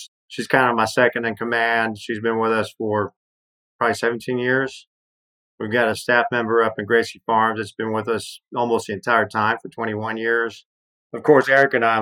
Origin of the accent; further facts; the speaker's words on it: Mexico City, Mexico; also born or lived in Atlanta; now in Austin, United States; my experience of growing up in Mexico City and moving to the States